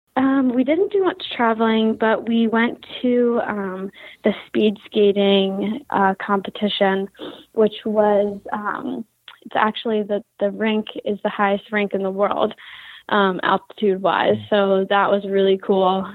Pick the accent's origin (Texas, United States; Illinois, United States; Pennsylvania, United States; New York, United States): Pennsylvania, United States; Philadelphia; moved away as an adult; now in Connecticut, United States; I'm from Philadelphia, Pennsylvania